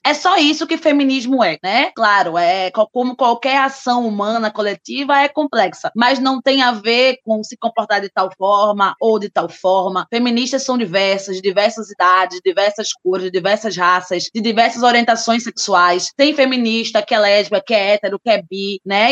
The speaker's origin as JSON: {"language": "Portuguese", "town": "Recife", "region": "Pernambuco", "country": "Brazil", "said": "sou recifense"}